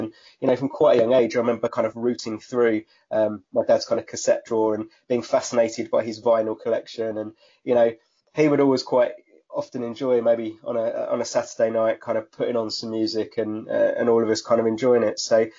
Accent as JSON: {"language": "English", "town": "Southend-on-Sea", "region": "East of England", "country": "United Kingdom", "tie": "born or raised there", "said": "So I grew up just in a little village outside of a town called Southend-on-Sea. Southend is relatively well known. It's got the longest pleasure pier in the world, one of our claims to fame."}